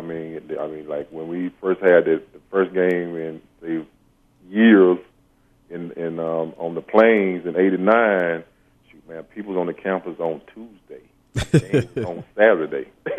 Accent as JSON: {"language": "English", "town": "Brundidge", "region": "Alabama", "country": "United States", "tie": "born or raised there", "moved": "as an adult", "said": "my hometown is like 2,300 at the most."}